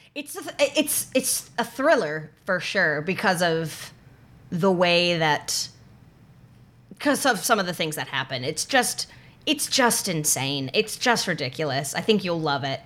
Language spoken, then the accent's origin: English; North Carolina, United States; growing up in North Carolina